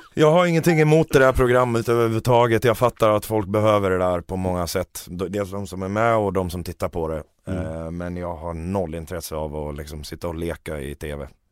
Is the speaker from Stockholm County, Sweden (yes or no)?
no; Borlänge, Dalarna County, Sweden; vi kommer från Romme i Borlänge båda två